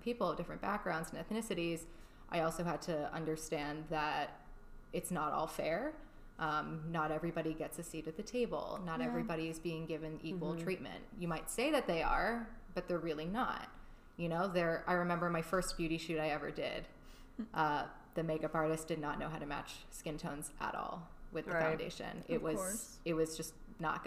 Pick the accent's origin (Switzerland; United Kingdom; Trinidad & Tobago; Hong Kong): Hong Kong; moved away as an adult; also born or lived in Chicago; now in United States; I spent 16 years in Hong Kong. Mm-hmm. I wasn't, like, born there, but we moved there before I was 2 years old. I spent, basically, my whole life there